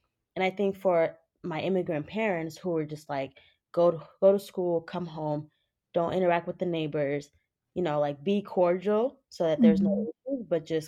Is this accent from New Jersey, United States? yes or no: no; Cincinnati, Ohio, United States; born or raised there; also born or lived in Senegal / Florence, Kentucky